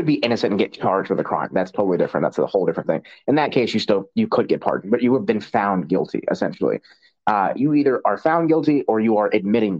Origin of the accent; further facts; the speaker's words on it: Maryland, United States; I'm from Maryland, so I've been to DC and seen the monuments